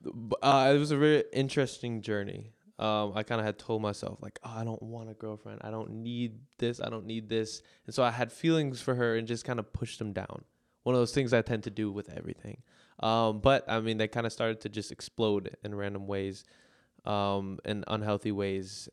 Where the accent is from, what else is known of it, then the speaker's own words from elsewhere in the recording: Minneapolis, Minnesota, United States; "Where are you from?" I'm like, "Minneapolis."